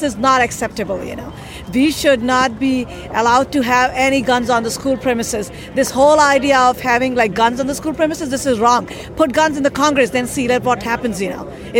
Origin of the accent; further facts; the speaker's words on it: India; We're from India. We have Mahatma Gandhi.